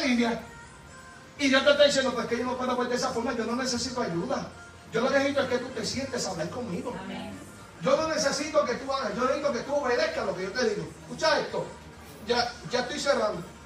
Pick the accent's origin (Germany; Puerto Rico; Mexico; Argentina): Puerto Rico; yo soy boricua